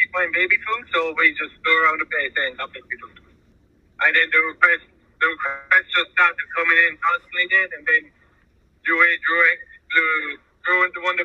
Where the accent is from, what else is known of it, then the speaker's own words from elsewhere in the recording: Ireland; I'm from Ireland.